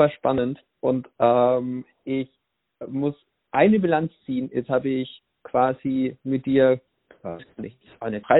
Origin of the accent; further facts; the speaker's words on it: Franconia, Bavaria, Germany; moved away as an adult; now in Swabia, Germany; ich komme aus Franken und bin nach Schwaben